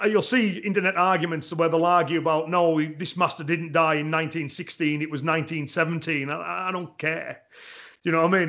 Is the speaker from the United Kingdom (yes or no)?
yes; England, United Kingdom; me as an Englishman